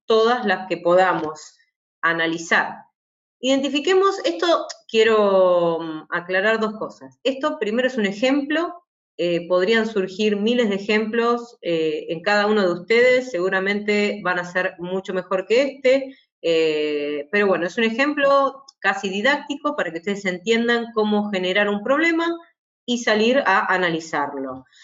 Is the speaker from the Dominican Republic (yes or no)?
no; Argentina; yo soy de Argentina